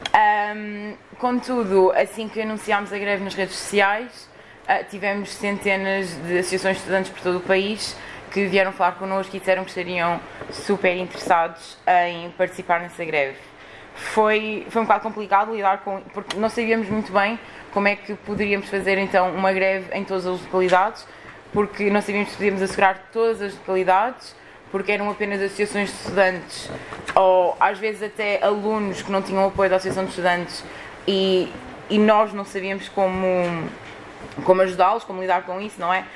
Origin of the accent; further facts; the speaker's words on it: Lisbon, Portugal; eu sou de Lisboa